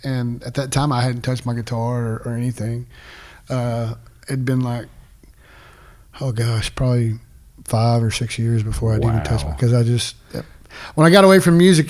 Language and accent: English; Denver City, Texas, United States; also born or lived in Andrews, Texas / Greenwood, Texas; I grew up in a little town called Denver City.